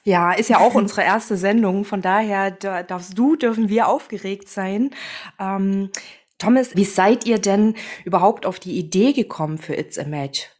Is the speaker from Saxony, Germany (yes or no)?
yes; Chemnitz, Saxony, Germany; moved away as an adult; now in Berlin, Germany; ich bin gebürtige Chemnitzerin, komme aus Sachsen und arbeite jetzt in Berlin